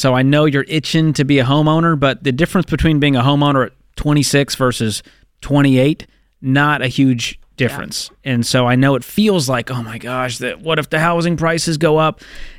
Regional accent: Boston, Massachusetts, United States; I'm from the Boston area.

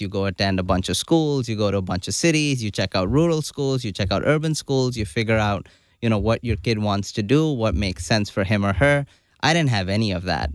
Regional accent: Karachi, Sindh, Pakistan; moved away as an adult; also born or lived in Hanover, New Hampshire, United States; now in United States; I grew up in Karachi, Pakistan. You know, did all my schooling there

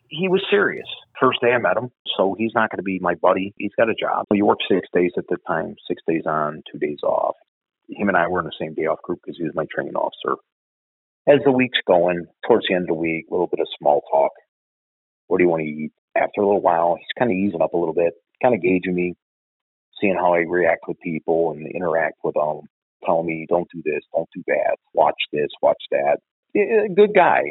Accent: Chicago, Illinois, United States; I grew up in Bridgeport.

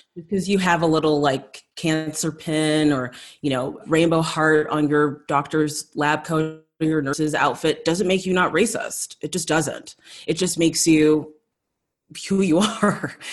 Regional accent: South Africa; moved away; growing up in South Africa, kind of leaving there shortly after apartheid

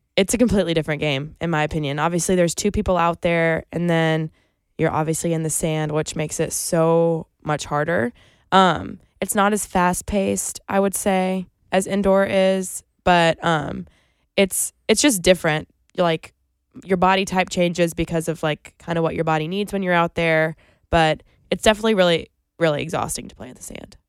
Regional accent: Greenville, South Carolina, United States; moved away as an adult; now in Columbia, United States; I'm from Greenville, which is only an hour and a half away.

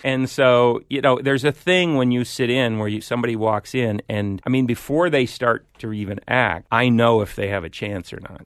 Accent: Iowa, United States; moved away; grew up in Iowa as well, small town

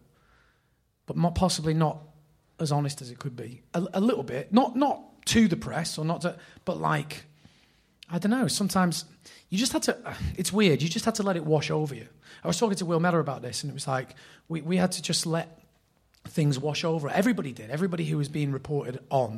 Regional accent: Bury, North West England, United Kingdom; also born or lived in Oldham / Bolton; I was born in Oldham, raised in Bury.

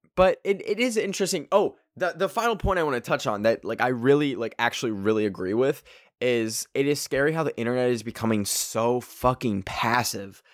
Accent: Canada; I'm Canadian

